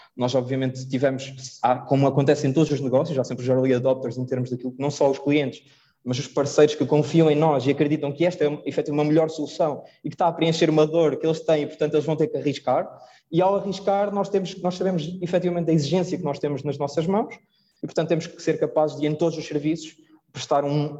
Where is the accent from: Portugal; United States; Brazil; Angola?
Portugal; nós somos portugueses